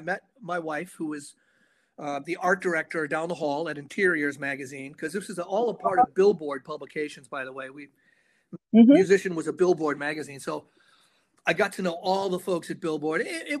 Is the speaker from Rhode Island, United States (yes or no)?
yes; Rhode Island, United States; now in Nashville, United States; I grew up in Rhode Island, sort of south of Providence in the burbs, and I was a music kid